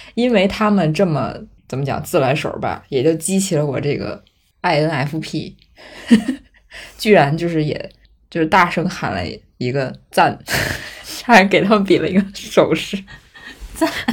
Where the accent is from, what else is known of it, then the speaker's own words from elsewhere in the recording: Beijing, China; 作为一个北京人